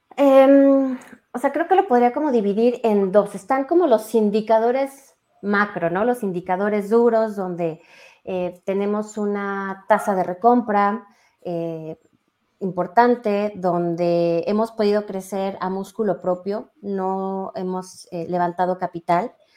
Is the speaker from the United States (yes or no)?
no; Mexico City, Mexico; also born or lived in San Juan Teotihuacán; yo ya nací en la Ciudad de México, pero pues prácticamente todos mis fines de semana y todas las vacaciones nos la pasábamos en San Juan Teotihuacán